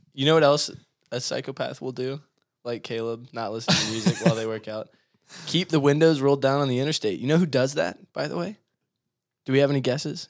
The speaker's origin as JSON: {"language": "English", "town": "Mount Juliet", "region": "Tennessee", "country": "United States", "tie": "born or raised there", "said": "I grew up in Mount Juliet"}